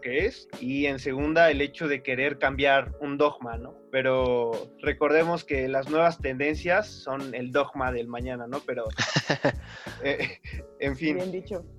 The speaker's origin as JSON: {"language": "Spanish", "country": "Mexico"}